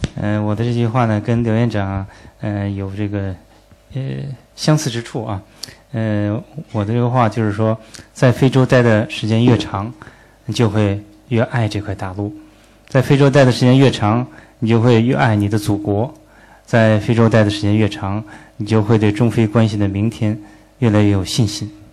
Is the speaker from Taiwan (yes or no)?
no; China; moved away; 身为中国人。因为我们生在中国